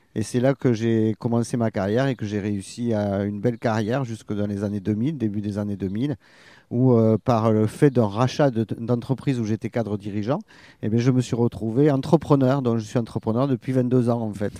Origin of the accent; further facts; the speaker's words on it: Toulouse, Occitania, France; moved away as an adult; also born or lived in Paris; now in Arcachon Basin, France; je suis né à Toulouse et puis après j'ai un peu voyagé.